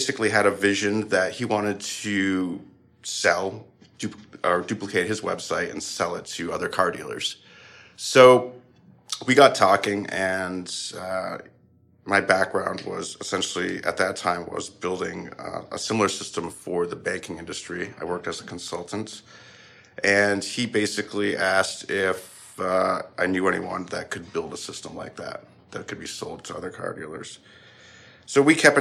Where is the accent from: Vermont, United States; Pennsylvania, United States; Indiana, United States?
Vermont, United States; Georgia; moved away; I'm from Vermont. I grew up in Georgia, Vermont, and I was coming home to visit my parents.